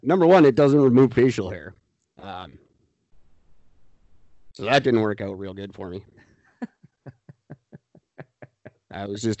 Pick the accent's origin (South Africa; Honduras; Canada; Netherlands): Canada; No, we just like being peacekeepers. We're Canadian.